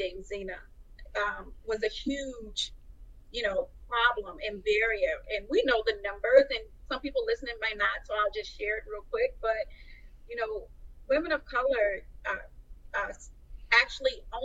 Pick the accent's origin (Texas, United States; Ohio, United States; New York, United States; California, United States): Texas, United States; Houston; a makeup boutique in Houston, my hometown.